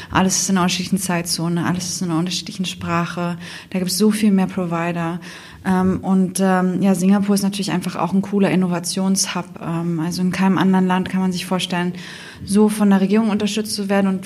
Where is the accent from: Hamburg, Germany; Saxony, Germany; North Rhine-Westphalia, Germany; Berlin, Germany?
Berlin, Germany; now in Asia; Ich bin ursprünglich aus Berlin, ähm, und bin die Gründerin von Passeperform ähm, und sitze damit äh, in Asien